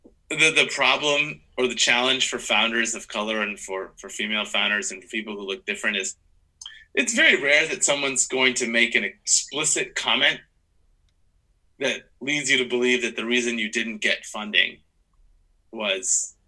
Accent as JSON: {"language": "English", "region": "Midwest", "country": "United States", "said": "that person's from the East Coast and I'm from the Midwest."}